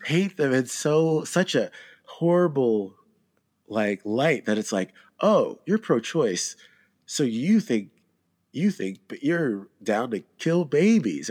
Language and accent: English; Georgia, United States; I'm from Georgia